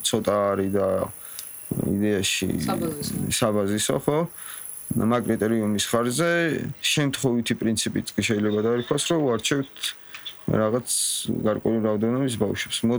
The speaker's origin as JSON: {"language": "Georgian", "area": "Tusheti", "region": "Kakheti", "country": "Georgia", "said": "მე რო თუში ვარ"}